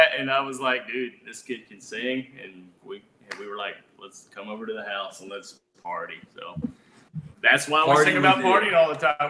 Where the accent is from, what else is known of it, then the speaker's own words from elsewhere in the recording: Double Springs, Alabama, United States; We grew up in a small town called Double Springs, Alabama. We're from North Alabama, and right near Muscle Shoals, if you ever heard of that.